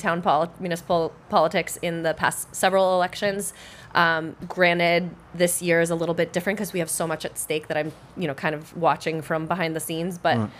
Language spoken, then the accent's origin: English; Maine, United States; also born or lived in Boston; now in Haverhill, United States; I live in Haverhill. I grew up in Maine. I met my husband when I was living in Boston